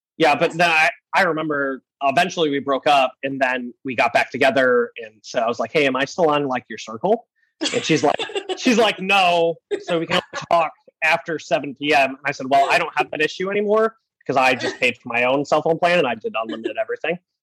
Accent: Michigan, United States; moved away; in Michigan, middle of nowhere, because I am from Michigan

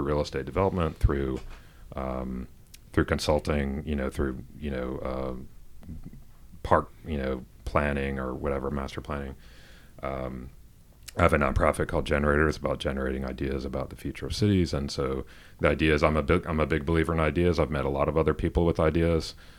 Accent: Atlanta, Georgia, United States; I grew up in Atlanta. I grew up in the suburbs

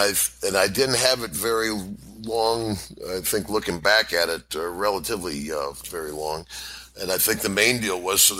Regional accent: Glens Falls, New York, United States; I think I beat him in my hometown of Glens Falls

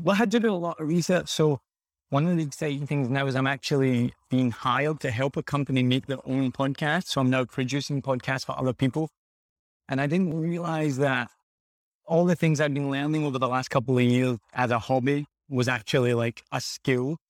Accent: Glasgow, Scotland, United Kingdom; moved away as an adult; also born or lived in United States / Australia / New Zealand; now in Vietnam; I'm from Glasgow in Scotland originally, and I, I left when I was, like, twenty years old.

